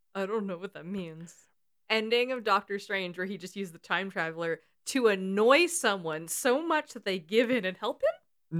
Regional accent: California, United States; We're both from California and have different accents somehow.

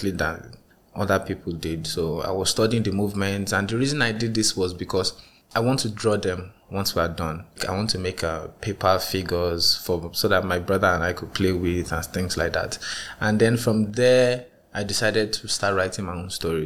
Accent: Nigeria; as a Nigerian child growing up

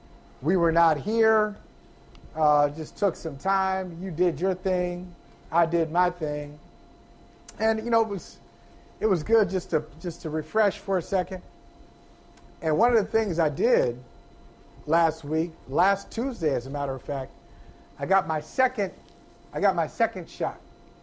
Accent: Akron, Ohio, United States; Antoine Winfield is from Akron, Ohio, my hometown.

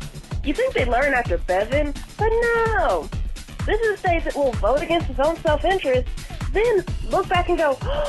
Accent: Louisville, Kentucky, United States; I'm from Louisville, and at this point, I self-succeed from the rest of Kentucky.

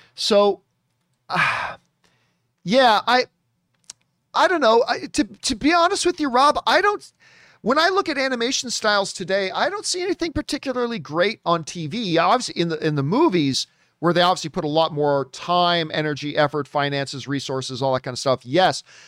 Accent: Hamilton, Ontario, Canada; my hometown of Hamilton, Ontario, Canada

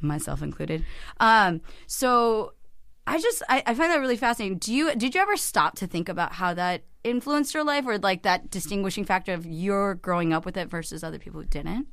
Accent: Cupertino, California, United States; I grew up in the heart of Silicon Valley in Cupertino

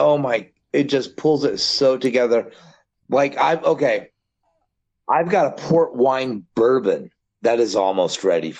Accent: Scotland, United Kingdom; Well, don't forget I'm Scottish.

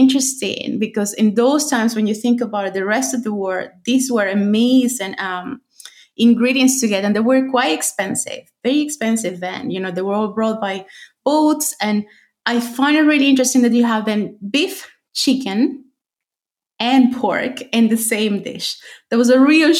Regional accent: Venezuela; now in Ireland; growing up in Venezuela

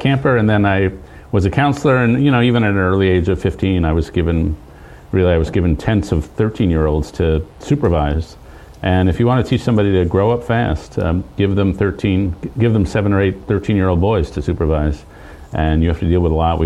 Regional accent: New York City, New York, United States; I grew up in Lower Manhattan

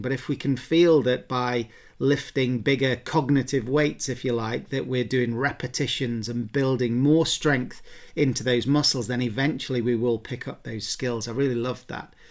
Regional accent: England, United Kingdom; accent: English; my English accent

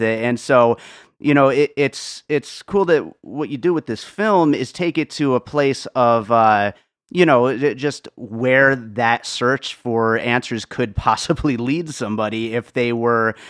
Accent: Pennsylvania, United States; also born or lived in Brooklyn, New York; I was born in Brooklyn and grew up in Pennsylvania

